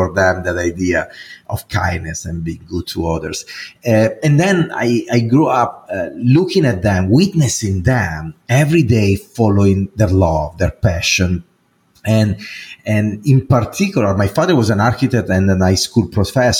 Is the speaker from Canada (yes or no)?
no; Italy; English is a second language; now in United States; as you probably can hear from my accent, I'm not American, even though I'm an American citizen right now, but I am Italian. I was born there and I grew there